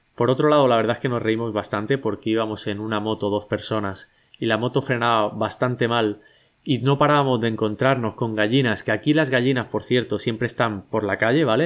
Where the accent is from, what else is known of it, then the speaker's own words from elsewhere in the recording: Catalonia, Spain; now in Bali, Indonesia; como buen catalán